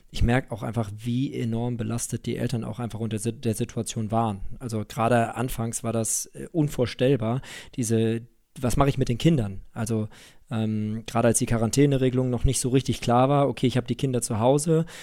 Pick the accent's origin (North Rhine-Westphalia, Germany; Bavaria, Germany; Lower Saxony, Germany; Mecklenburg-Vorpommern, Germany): North Rhine-Westphalia, Germany; Düsseldorf; Ich meine, ich bin ja Düsseldorfer, ne?